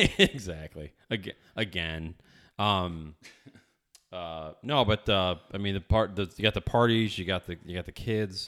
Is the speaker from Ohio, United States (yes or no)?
no; upstate New York, United States; born or raised there